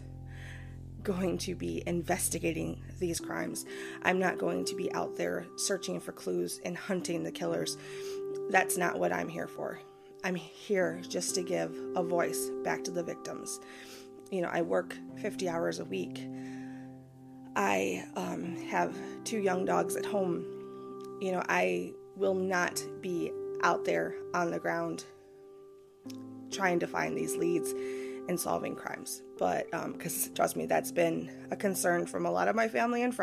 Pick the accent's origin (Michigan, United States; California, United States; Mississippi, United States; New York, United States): Michigan, United States; my home state of Michigan